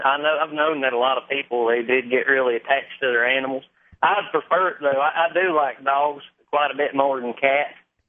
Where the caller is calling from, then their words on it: West Virginia, United States; I'm calling from West Virginia.